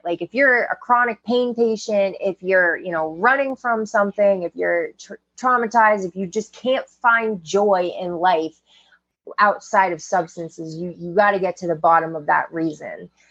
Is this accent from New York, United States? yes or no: no; Maine, United States; growing up in Maine, it's 94% white people